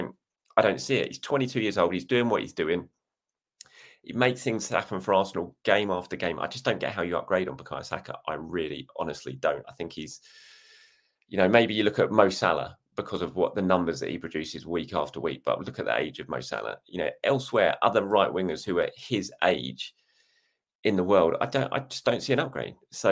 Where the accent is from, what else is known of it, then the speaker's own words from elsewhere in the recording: South Africa; I'm South African, so my answer is obvious.